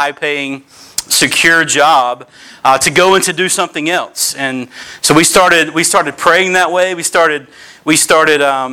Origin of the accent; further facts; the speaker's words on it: Kinston, North Carolina, United States; moved away as an adult; also born or lived in Greenville, North Carolina; now in Northern Virginia, United States; I was born and raised in Kinston, North Carolina.